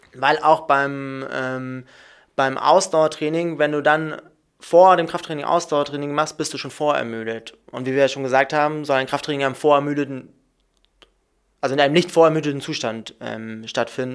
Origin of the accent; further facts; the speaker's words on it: Munich, Bavaria, Germany; moved away as an adult; now in Hamburg, Germany; ich komme aus Bayern, ich komme aus München, bin ich geboren, habe da studiert